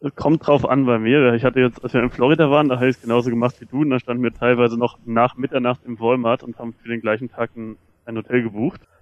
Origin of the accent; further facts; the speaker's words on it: Germany; wir Deutsche